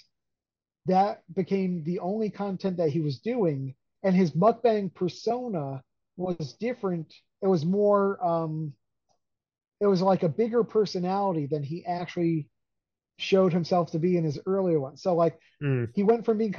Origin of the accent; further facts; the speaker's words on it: Hudson Valley, New York, United States; When I was a kid, I grew up in the Hudson Valley on the Hudson River.